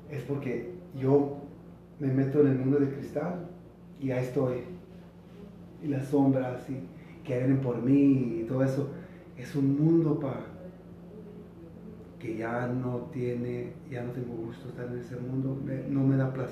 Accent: California, United States; yo vengo de California

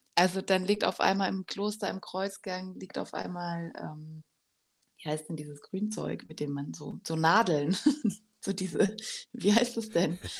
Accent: Germany; aus Deutschland

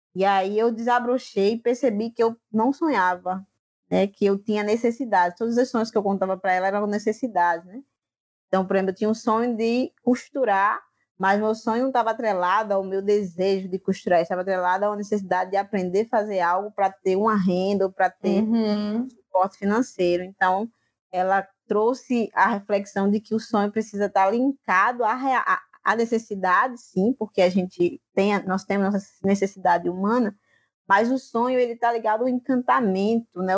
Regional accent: Mituaçu, Vale do Gramame, Paraíba, Brazil; eu estou na comunidade Gramame, que fica a 6 quilômetros da minha comunidade, Mituaçu

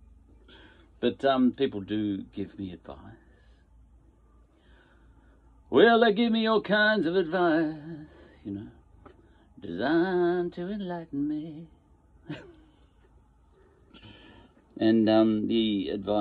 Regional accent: Australia; I'm an Australian.

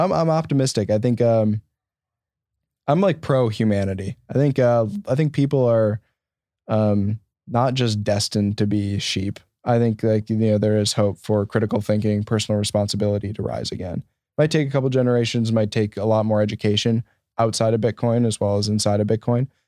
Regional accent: Janesville, Wisconsin, United States; growing up in Southern Wisconsin as a Bears fan

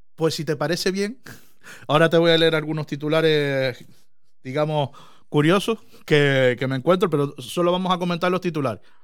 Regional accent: Canary Islands, Spain; nosotros decimos guagua

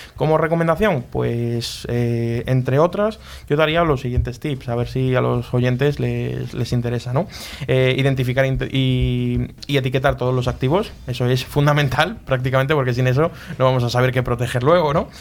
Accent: a village in Huelva, Andalusia, Spain; moved away as an adult; now in Madrid, Spain; yo no soy de aquí de Madrid, soy de un pueblo de Huelva

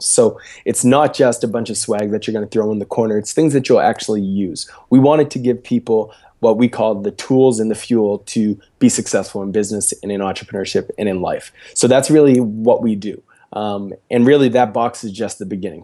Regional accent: Preston, Nova Scotia, Canada; now in Halifax, Canada; I'm from a very small rural place, um, in Nova Scotia called Preston

